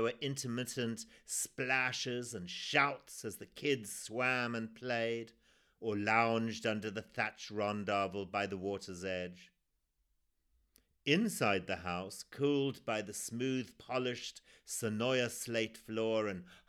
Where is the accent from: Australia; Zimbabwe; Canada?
Zimbabwe; born or raised there